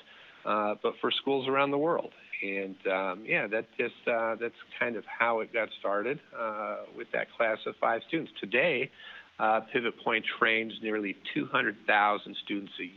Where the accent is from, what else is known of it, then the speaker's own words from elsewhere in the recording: Chicago area, Illinois, United States; first language Dutch; English is a second language; they came here in 59. I was born in August of 1960. So shortly after they arrived